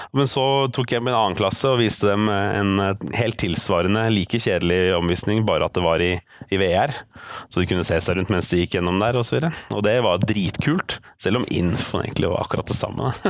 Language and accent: Norwegian; Oslo, Norway; also born or lived in Bærum; now in Bergen, Norway; jeg er oppvokst i Bærum og Oslo. Eh, østlending i Bergen, med andre ord